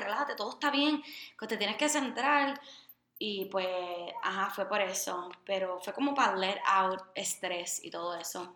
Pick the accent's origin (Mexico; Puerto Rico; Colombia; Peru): Puerto Rico; moved away as an adult; also born or lived in United States; nací en Puerto Rico, estudié toda mi vida en Puerto Rico